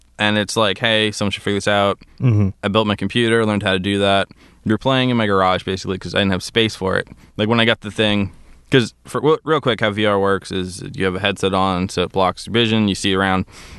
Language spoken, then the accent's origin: English; Princeton, New Jersey, United States; also born or lived in Bermuda / New Hampshire; My whole story is I'm from Princeton, New Jersey. Okay. I grew up in Bermuda for a little bit. Moved back to New Jersey, New Hampshire, and then out here a little over 10 years ago for college.